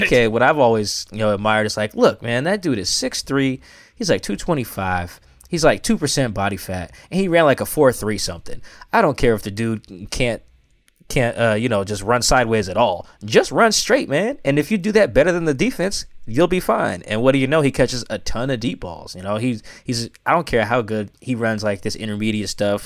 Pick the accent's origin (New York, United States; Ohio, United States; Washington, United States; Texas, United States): Washington, United States; Seattle; came back over to Seattle where I'm from. Like, I grew up in Seattle